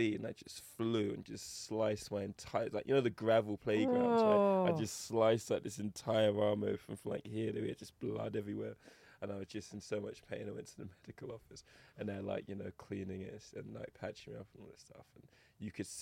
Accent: Eastbourne, South East England, United Kingdom; accent: English; also born or lived in Lewisham, London / Toronto, Canada; I grew up predominantly in Eastbourne, which is a coastal town

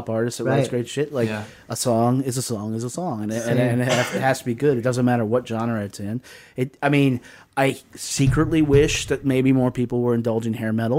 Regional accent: the South, United States; I grew up in the South.

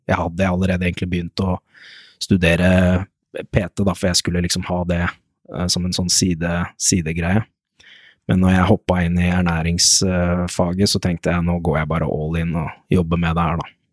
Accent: Lørenskog, Akershus, Norway; Jeg kommer jo fra Lørenskog, bor i Lørenskog

